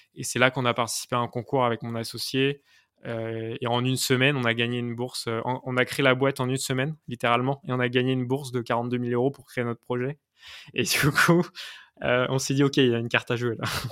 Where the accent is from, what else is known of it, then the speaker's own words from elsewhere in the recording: Nantes, Pays de la Loire, France; moi, à la base, je suis nantais